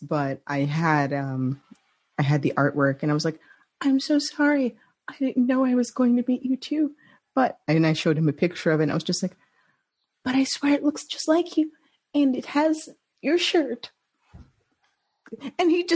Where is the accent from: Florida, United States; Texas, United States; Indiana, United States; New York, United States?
New York, United States; moved away; I'm from New York originally